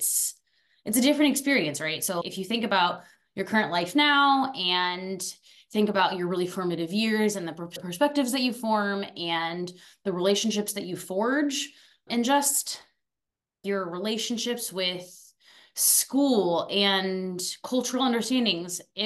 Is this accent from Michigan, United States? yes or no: no; Phoenix, Arizona, United States; also born or lived in Paris, France; was born in Paris, France. I lived there for 8 years. And then I moved to beautiful Arizona. So I was raised in Phoenix. So I was there from like ages 8 to 18